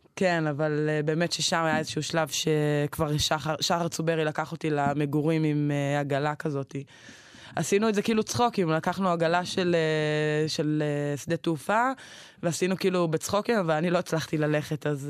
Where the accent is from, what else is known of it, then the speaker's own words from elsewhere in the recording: Mikhmoret, Central District, Israel; moved away as an adult; now in Shavei Zion, Israel; אני בסך הכל גדלתי במכמורת